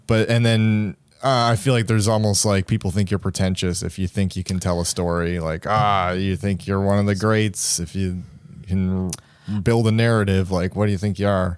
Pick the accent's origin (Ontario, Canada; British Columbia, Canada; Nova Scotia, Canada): Nova Scotia, Canada; Sydney; moved away; Sydney, my hometown